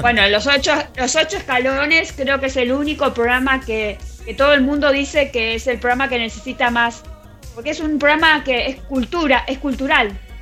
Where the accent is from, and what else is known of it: Argentina